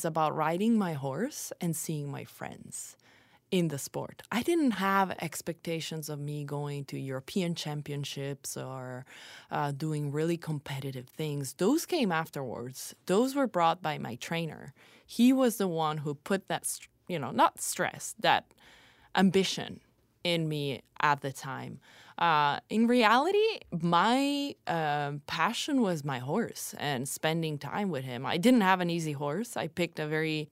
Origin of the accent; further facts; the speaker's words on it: Italy; also born or lived in Bloomington, Indiana, United States; I was actually born in Bloomington, Indiana, which is not exactly something that everybody knows about me because I grew up in Italy